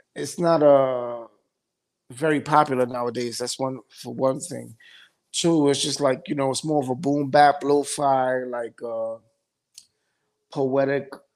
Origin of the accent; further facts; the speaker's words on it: New York City, New York, United States; also born or lived in Bronx, New York; I'm from Midtown